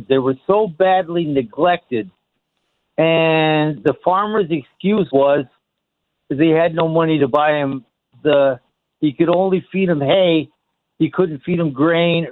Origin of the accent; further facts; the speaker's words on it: upstate New York, United States; I'm from upstate New York